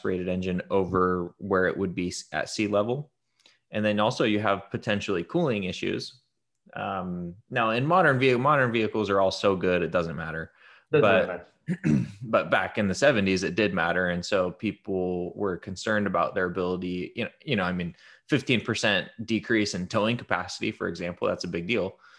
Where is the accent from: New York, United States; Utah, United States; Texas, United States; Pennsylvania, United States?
Utah, United States; I grew up in Utah. So we grew up in Utah.